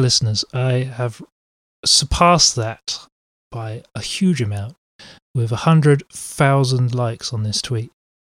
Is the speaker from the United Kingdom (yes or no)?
yes; England, United Kingdom; they still don't know that I'm English